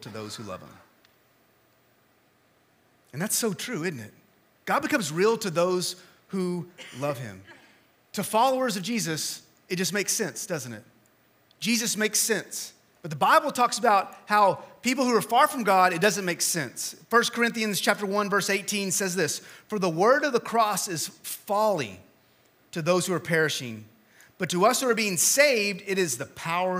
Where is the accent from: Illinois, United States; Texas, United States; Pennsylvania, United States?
Texas, United States; West; moved away; I am from West Texas, and so we understand that heat back there, but we don't understand the humidity.